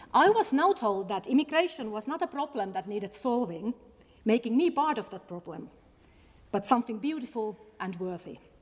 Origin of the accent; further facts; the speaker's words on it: Finland; English is a second language; moved away as an adult; now in Scotland, United Kingdom; I'm indeed a Finn